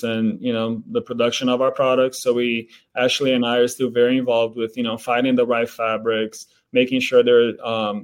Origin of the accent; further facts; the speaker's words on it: Brazil; English is a second language; moved away as an adult; now in United States; he was from Brazil, the same city that I'm from